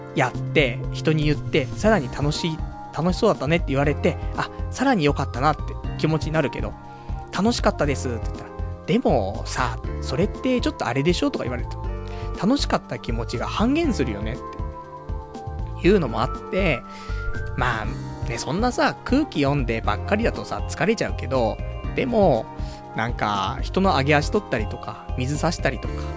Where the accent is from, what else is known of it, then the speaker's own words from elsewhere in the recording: Saitama, Japan; now in Tokyo, Japan; ちっちゃい頃はね、埼玉の方に住んでたから、まあ、上尾の花火だったりとか、まあ、大宮の花